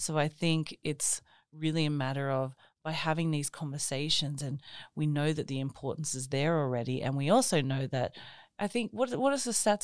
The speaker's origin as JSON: {"language": "English", "country": "Australia", "tie": "born or raised there", "moved": "as an adult", "lives_now": "Norway", "said": "I grew up in Australia, but I have um, an Italian background"}